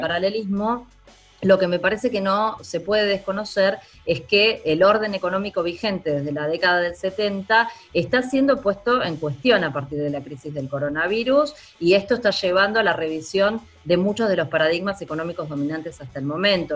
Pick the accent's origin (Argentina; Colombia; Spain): Argentina; En mi país, en Argentina